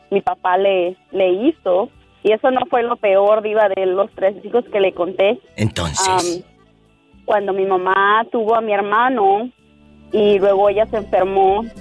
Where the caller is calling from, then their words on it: Wisconsin, United States; No, no es cierto, Diva. No es cierto, Diva. … de Wisconsin.